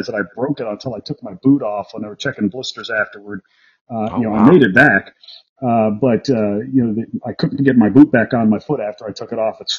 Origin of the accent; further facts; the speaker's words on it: New York City, New York, United States; moved away as an adult; also born or lived in Camp Lejeune, North Carolina / Dam Neck, Virginia; I was a kid from Brooklyn, New York.